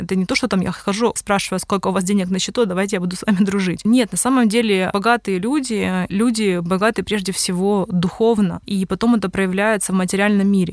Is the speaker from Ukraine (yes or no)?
yes; Simferopol, Crimea, Ukraine; now in Kyiv, Ukraine; когда я жила в Симферополе, я сама из Крыма